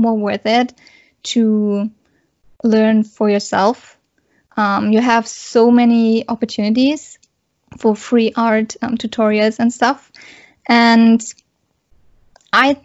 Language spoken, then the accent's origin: English; Germany; I'm coming from Germany